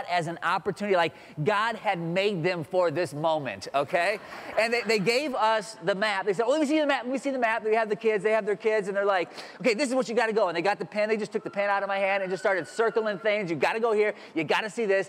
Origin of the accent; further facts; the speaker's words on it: Iowa, United States; 35-year-old grown man from Iowa